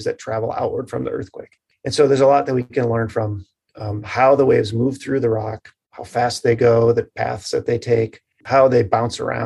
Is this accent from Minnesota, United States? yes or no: no; Marquette, Michigan, United States; I grew up in the Upper Peninsula in Marquette